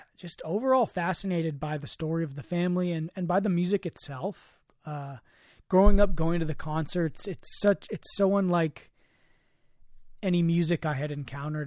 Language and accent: English; Marin, California, United States; growing up in Marin